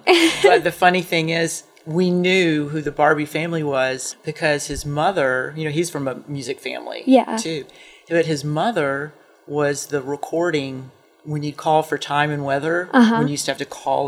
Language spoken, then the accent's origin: English; Atlanta, Georgia, United States; now in Athens, United States; I'm from Atlanta and came here to go to school and had never been to Athens before.